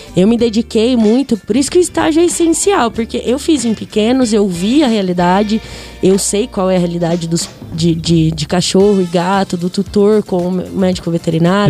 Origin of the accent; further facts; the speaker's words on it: Bauru, São Paulo, Brazil; moved away as an adult; now in Garça, Brazil; sou de Bauru, natural de Bauru, mas é, por causa da faculdade eu moro aqui em Garça